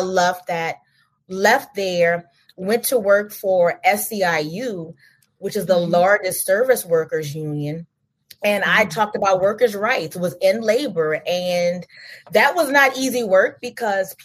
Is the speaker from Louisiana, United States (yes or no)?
yes; Louisiana, United States; I'm from Louisiana. I'm from the flatlands.